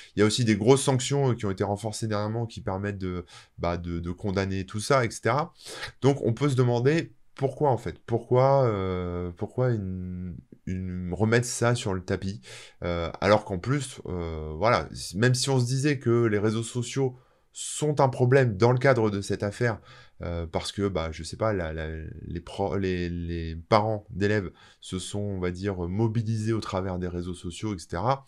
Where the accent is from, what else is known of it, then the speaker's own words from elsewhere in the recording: France; je suis français